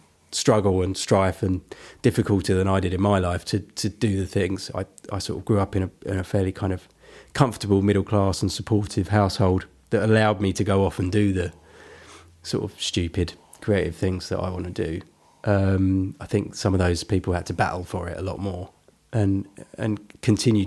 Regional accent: Benfleet, East of England, United Kingdom; I didn't grow up in Basildon, but I grew up in Benfleet, which is next door.

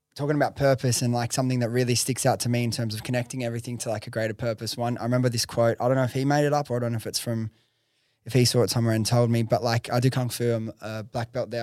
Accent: Liverpool, New South Wales, Australia; accent: Western Sydney; I grew up in Preston's. I'm from, like, pretty much, grew up in Liver, Liverpool area

